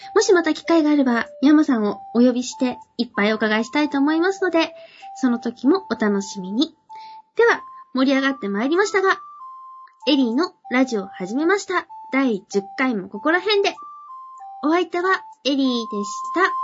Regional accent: Akita, Japan; 私、出身が秋田なんですね。

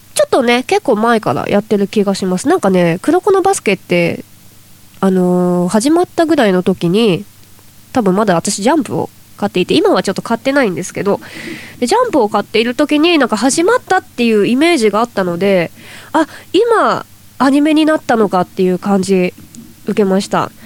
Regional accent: Toyama, Japan; うちの地元富山県

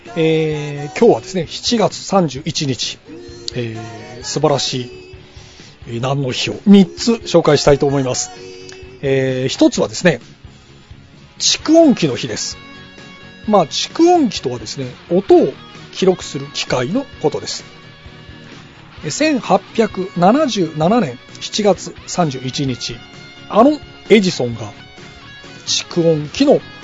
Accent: Aso, Kumamoto, Japan; moved away; 私の地元熊本の阿蘇

